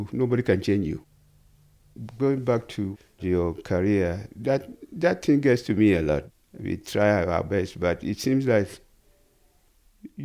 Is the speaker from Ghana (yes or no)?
yes; Ghana; growing up and being a Ghanaian too